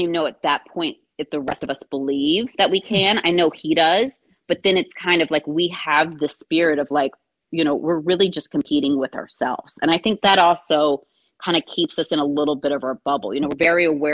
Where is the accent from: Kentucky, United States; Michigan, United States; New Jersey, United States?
Kentucky, United States; growing up in Kentucky.